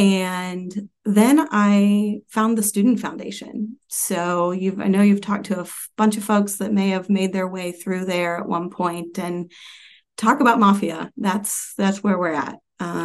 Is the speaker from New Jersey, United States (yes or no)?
no; Anderson, Indiana, United States; I grew up in Anderson, Indiana